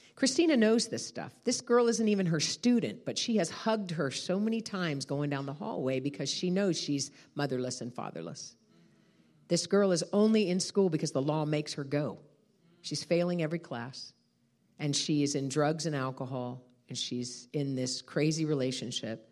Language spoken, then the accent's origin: English; United States; I'm a American